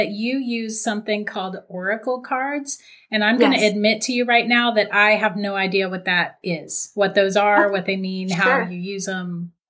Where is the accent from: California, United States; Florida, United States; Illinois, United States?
Florida, United States; born and raised in Florida.